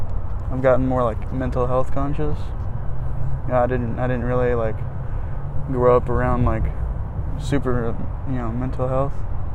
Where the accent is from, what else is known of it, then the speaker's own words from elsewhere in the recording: Huntsville, Alabama, United States; I'm from Huntsville.